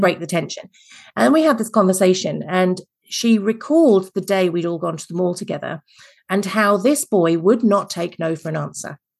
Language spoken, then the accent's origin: English; England, United Kingdom; accent: Mary Poppins slash Nanny McPhee; now in Adelaide, Australia; I'm originally English